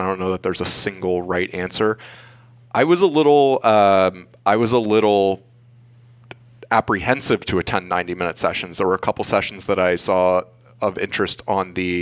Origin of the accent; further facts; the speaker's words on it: Florida, United States; also born or lived in St. Petersburg, Florida; I am from Florida. I live in St. Petersburg, Florida